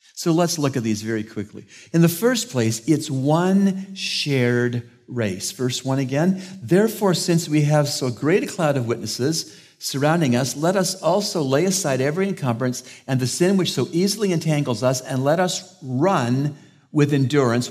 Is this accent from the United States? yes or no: no; Canada; moved away; I'm from Canada